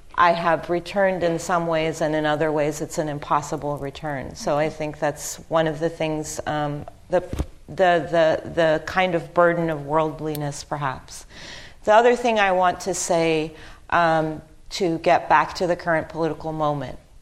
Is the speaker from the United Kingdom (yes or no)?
no; Lebanon; now in Haifa, Israel; I'm a Palestinian, and my family is from, uh, was born in 19, my parents were born in 1944. Um, so they were children in the Nakba in 1948 and I was born in Lebanon.